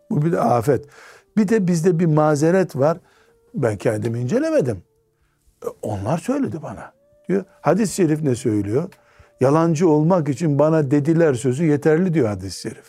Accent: Black Sea Region, Turkey; bizim Karadeniz kültüründe

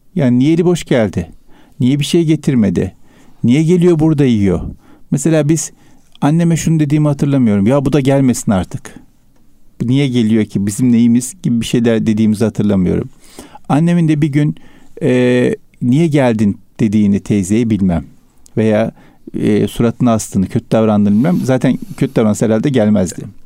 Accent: Istanbul, Turkey; Üsküdar merkezde doğdum büyüdüm ben.

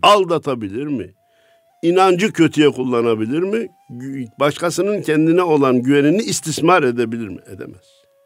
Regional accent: Kayseri Province, Turkey; memleketim Kayseri'de

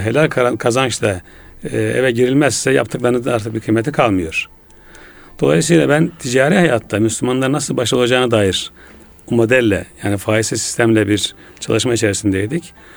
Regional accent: Ulubey, Ordu, Turkey; moved away as an adult; now in Istanbul, Turkey; ben 1961 senesinde Ordu'da doğdum. Ulubey Ohtamış köyünde. Ee, memleketimde ilkokul, ortaokul, liseyi bitirdikten sonra

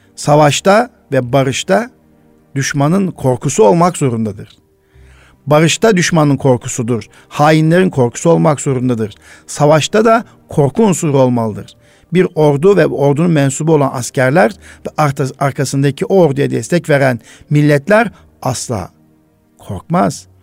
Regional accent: Turkey

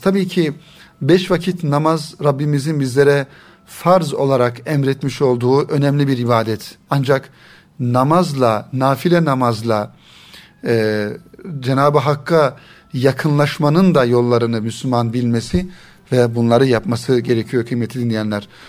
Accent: Turkey; bizim Türkiye'de genellikle ana dilimiz Arapça olmadığından dolayı

